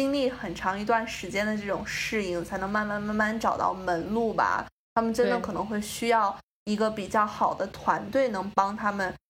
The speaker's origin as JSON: {"language": "Chinese", "country": "China", "lives_now": "New York, United States", "said": "因为在海外，你作为一个中国人做公关，真的是天时地利人和可能一样都占不到的那。种，比如说像我在纽约"}